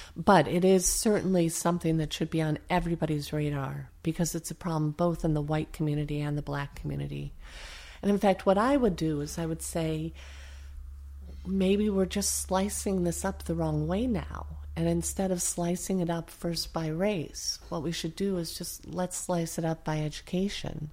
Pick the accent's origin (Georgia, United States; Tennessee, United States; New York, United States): New York, United States; upstate; moved away; I come from the hard scrabble part of New York State.